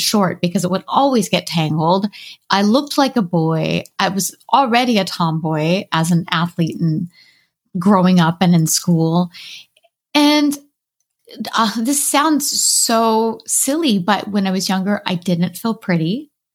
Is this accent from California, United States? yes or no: yes; Southern California, United States; I grew up in Southern California